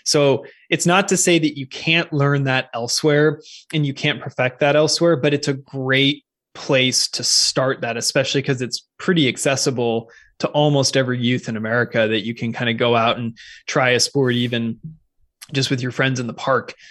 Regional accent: Seattle, Washington, United States; moved away as an adult; also born or lived in California; I'm originally from the Pacific Northwest, so I grew up in Seattle, well, just on the east side of Lake Washington

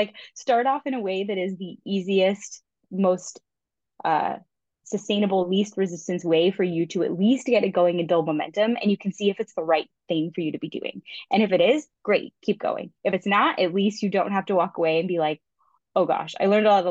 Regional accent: Florida, United States; moved away as an adult; also born or lived in California; I grew up in Florida, moved to California, moved back to Florida, moved back to California

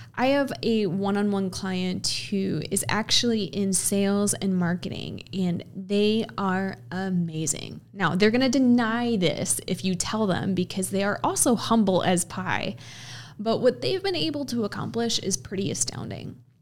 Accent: Midwest, United States; I'm from the Midwest. I've spent most of my life in the Midwest

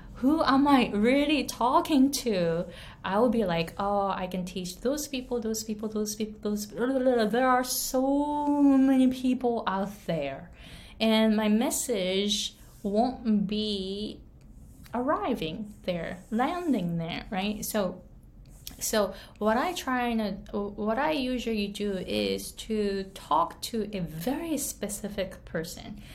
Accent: Japan; English is a second language; moved away as an adult; now in Hawaii, United States; I was born and raised in Japan. I came to the US when I was 23

